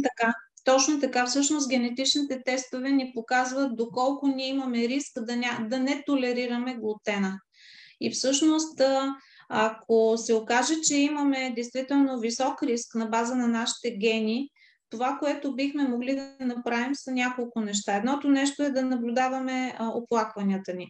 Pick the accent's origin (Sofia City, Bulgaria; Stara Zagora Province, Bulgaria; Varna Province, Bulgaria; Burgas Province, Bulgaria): Varna Province, Bulgaria; Varna; аз съм от Варна